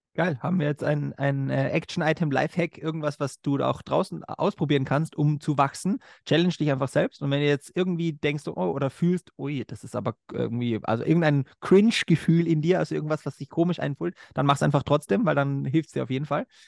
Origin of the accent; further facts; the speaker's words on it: Austria; bei uns in Österreich